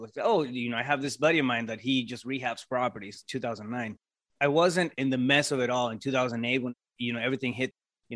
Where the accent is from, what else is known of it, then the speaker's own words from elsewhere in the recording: Yuma, Arizona, United States; now in Phoenix, United States; I'm originally from Yuma.